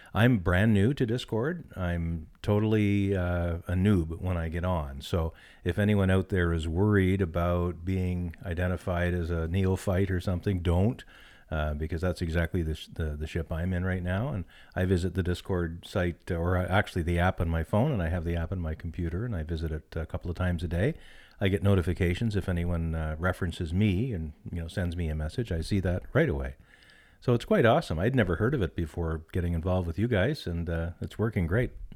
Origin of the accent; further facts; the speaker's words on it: Canada; being a Canadian person